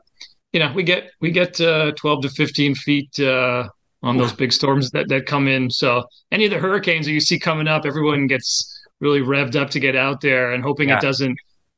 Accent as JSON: {"language": "English", "town": "Montreal", "region": "Quebec", "country": "Canada", "tie": "born or raised there", "moved": "yes", "lives_now": "Newport, United States", "said": "I'm originally from Montreal, Canada, so this really isn't cold to me"}